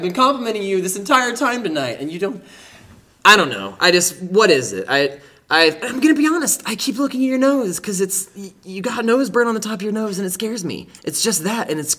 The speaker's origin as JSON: {"language": "English", "region": "New England", "country": "United States", "tie": "born or raised there", "said": "Well, I ate it when I was growing up. I grew up in New England, actually."}